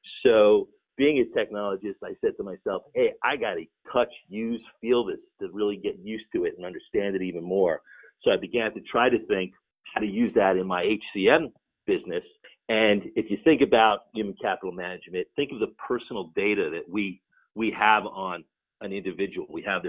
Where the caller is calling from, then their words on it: Rockville, Maryland, United States; I'm coming from just outside the nation's capital in Washington, D.C., in a suburb of Maryland called Rockville.